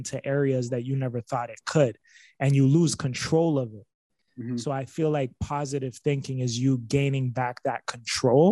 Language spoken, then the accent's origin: English; Niagara, Ontario, Canada; I grew up in Niagara